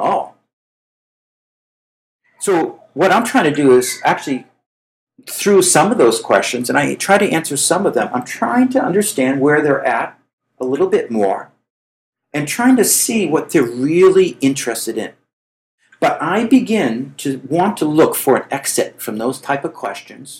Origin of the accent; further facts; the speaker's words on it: Boston, Massachusetts, United States; I come from Boston area, which is arrogance above arrogance